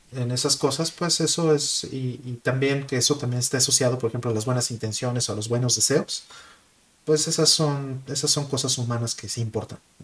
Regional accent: Mexico; now in Japan; siendo mexicano

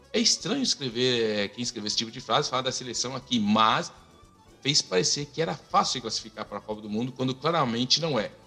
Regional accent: São Paulo, Brazil; moved away as an adult; now in Canada; eu sou nascido em Itaquera

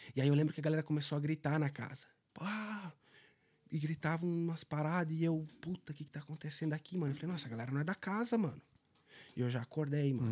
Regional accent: Benedito Novo, Santa Catarina, Brazil; moved away as an adult; now in Dublin, Ireland; Eu saí de uma cidade de 12, é né, Benedito Novo, 12 mil habitantes.

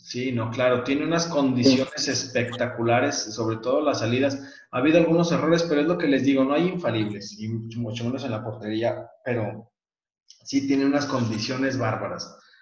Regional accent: Aguascalientes, Mexico; yo que soy de Aguascalientes

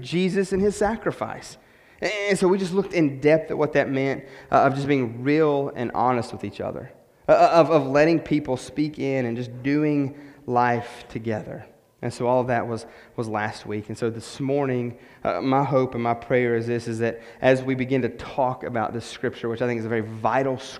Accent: West Virginia, United States; moved away as an adult; We're from West Virginia, so we had nobody, no family yet.

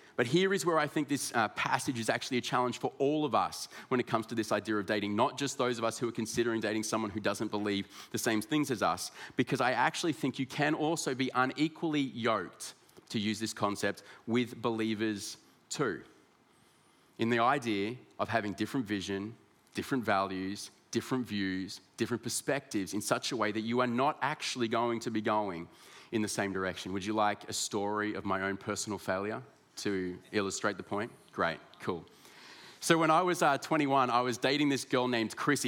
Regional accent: Ballarat, Victoria, Australia; also born or lived in Sydney; I was born in Sydney, but my parents moved uh, to Ballarat in Victoria.

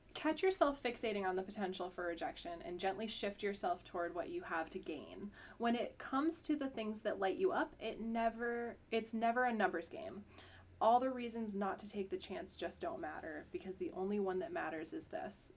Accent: Huntington, Vermont, United States; I'm from Huntington

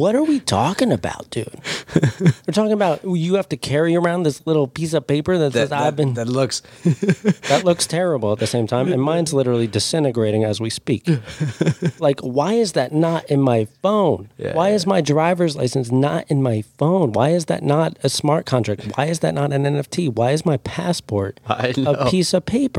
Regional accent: Jackson, Wyoming, United States; I grew up in Jackson Hole

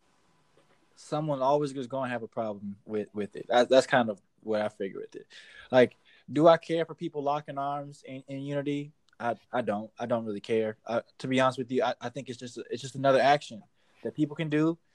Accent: Cleveland, Ohio, United States; moved away; I'm from Cleveland

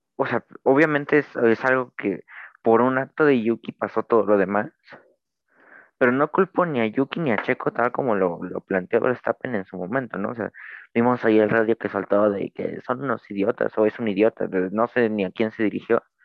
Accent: Mexico; soy mexicano

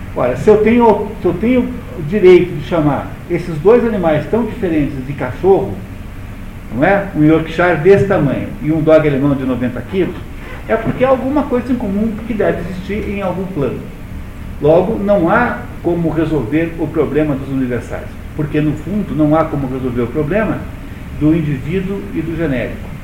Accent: Brazil; Eu sou brasileiro, pertenço a um país chamado Brasil

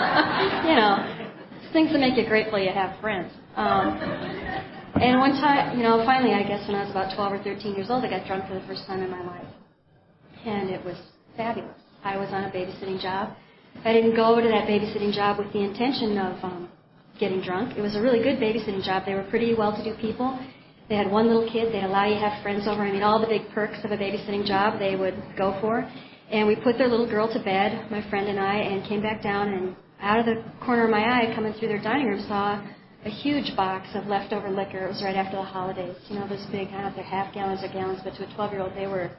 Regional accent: Minneapolis, Minnesota, United States; now in Helena, United States; I grew up in Minneapolis, Minnesota, in a family of 4 brothers and a sister from pretty normal parents.

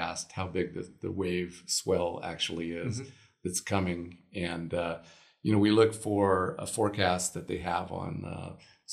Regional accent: Palm Beach, Florida, United States; also born or lived in Baja California, Mexico; now in Mexico; I grew up surfing down in Palm Beach, Florida, on all the big spots down there.

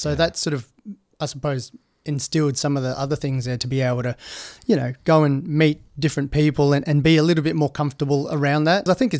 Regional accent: Perth, Western Australia, Australia; now in Noosa, Australia; I grew up in Perth. So I grew up in mining towns.

